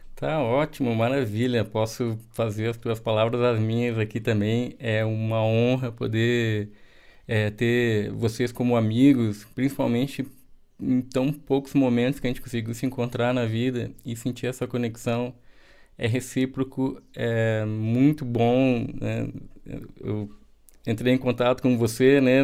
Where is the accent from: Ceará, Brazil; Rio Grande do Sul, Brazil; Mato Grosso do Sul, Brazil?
Rio Grande do Sul, Brazil; Porto Alegre; moved away; also born or lived in Pernambuco; eu nasci em Porto Alegre, eu sou gaúcho